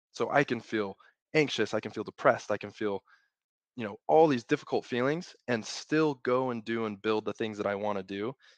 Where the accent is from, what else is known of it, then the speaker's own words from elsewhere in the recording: Utah, United States; I grew up in Utah, born and raised